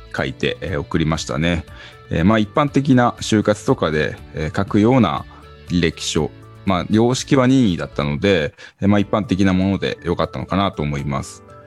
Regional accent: Hokkaido, Japan; also born or lived in Tokyo; now in Shibata, Japan; 出身は北海道ですが、東京から、え板山の方に移住しまして

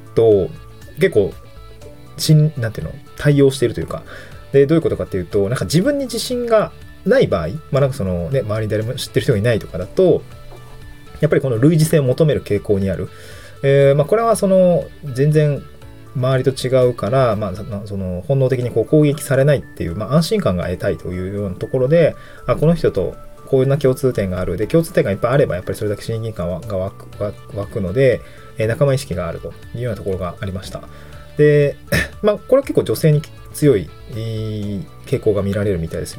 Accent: Niigata, Japan; moved away as an adult; also born or lived in Hirosaki, Aomori / Itabashi, Tokyo / Tokyo; now in Awaji Island, Japan; 生まれは新潟で、あの、柿の種のある亀田町っていうとこですの人です

